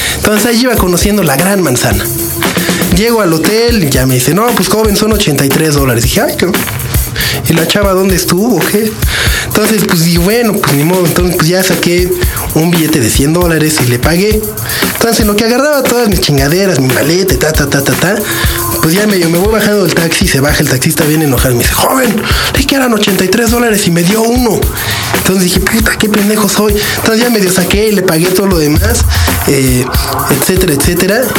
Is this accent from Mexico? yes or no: yes; Mexico; sí vengo de México